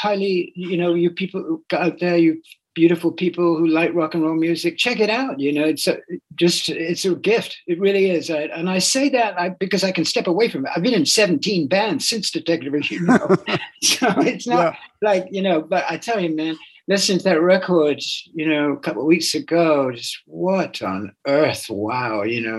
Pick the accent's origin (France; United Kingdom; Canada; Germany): United Kingdom; England; I'm English, I'm a Buddhist, and I love, you know, vegan food and heroin